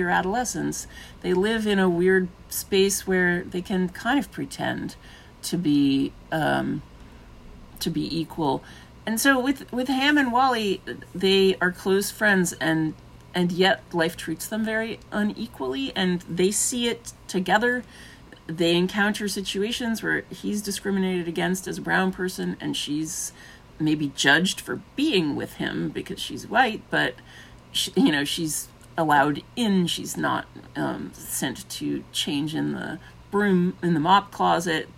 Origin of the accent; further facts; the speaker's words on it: New York City, New York, United States; I grew up in Brooklyn